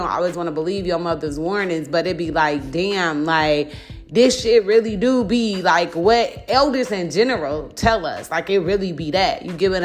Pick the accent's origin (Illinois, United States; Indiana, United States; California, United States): Illinois, United States; Chicago; I'm from Chicago and am a part of, like, the quote-unquote art scene